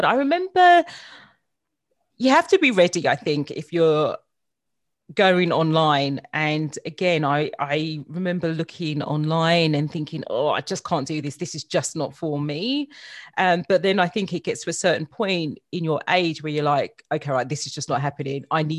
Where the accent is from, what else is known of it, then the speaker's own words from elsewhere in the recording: London, United Kingdom; now in Australia; I want to keep and maintain my accent. So, yeah, I'm born and bred in London. Mm-hmm. And I moved to Australia 10 years ago.